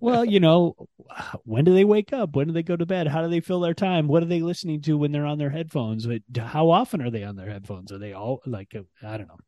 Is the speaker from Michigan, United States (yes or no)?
yes; Ann Arbor, Michigan, United States; I grew up in Ann Arbor